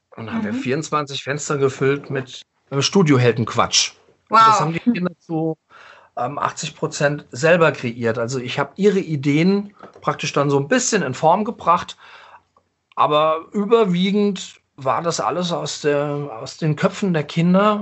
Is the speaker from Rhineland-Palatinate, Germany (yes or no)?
yes; Mainz, Rhineland-Palatinate, Germany; echter Mainzer. Ich bin im Hildegarteskrankenhaus geboren